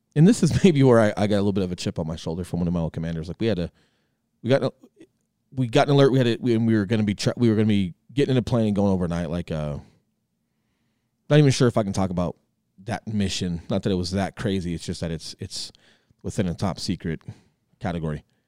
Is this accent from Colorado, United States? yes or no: yes; Colorado, United States; moved away as an adult; I come back from the Marine Corps and some government work, and, and I'm coming back to Colorado